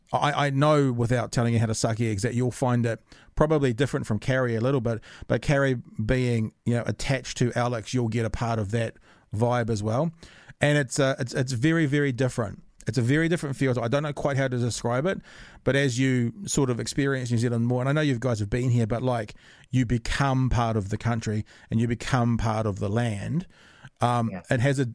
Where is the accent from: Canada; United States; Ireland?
Ireland; I'm not Maori at all. I make that clear every time. You can tell that I'm Irish by the ridiculous ginger beard and the kind of pale blue skin.